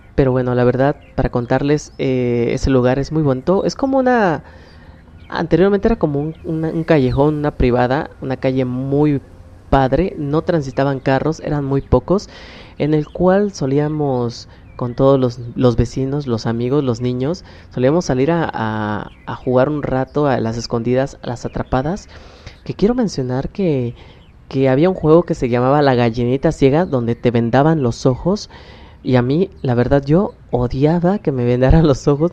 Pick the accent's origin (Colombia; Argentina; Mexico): Mexico; Oaxaca; soy del estado de Oaxaca